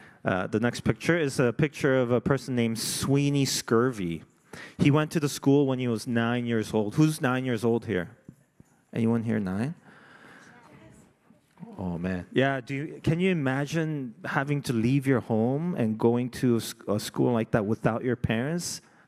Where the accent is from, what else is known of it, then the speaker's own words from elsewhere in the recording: South Korea; now in Canada; I wasn't born in Canada, right? I came from Korea.